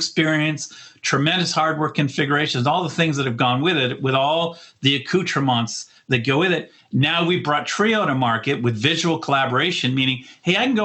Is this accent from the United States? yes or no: no; Canada; I'm a Canadian